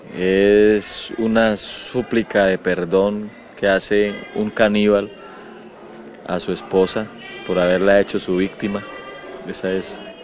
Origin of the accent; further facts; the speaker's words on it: Piedecuesta, Santander, Colombia; Yo vengo de un pueblo que se llama Piedecuesta, donde así se habla, así hablamos, así nos tratamos